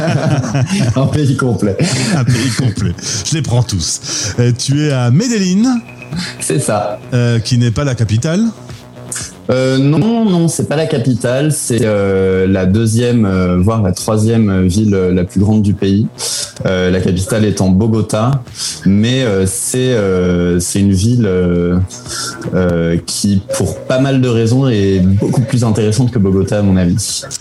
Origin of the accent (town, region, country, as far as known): France; moved away; also born or lived in Spain / Belgium / Chile